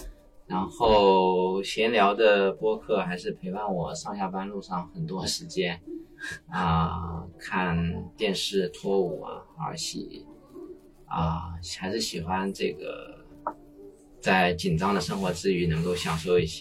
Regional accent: Shanghai, China; 对我作为上海人，这个也想听一听大家对那段时间应该在上海的那些吐槽

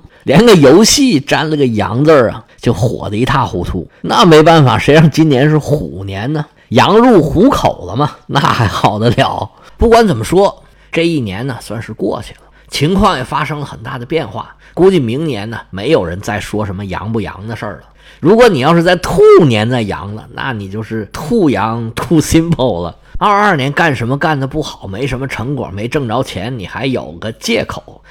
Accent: China; 按照我们中国人的习惯

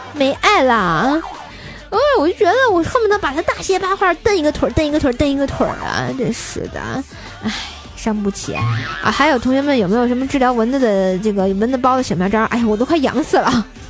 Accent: Tianjin, China; 必须的，咱天津人嘛，哏儿度青年。

